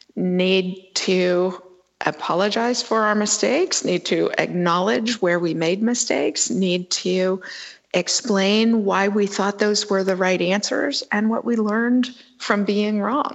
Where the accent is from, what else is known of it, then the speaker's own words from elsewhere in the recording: Sonoma, California, United States; in my hometown of Sonoma, California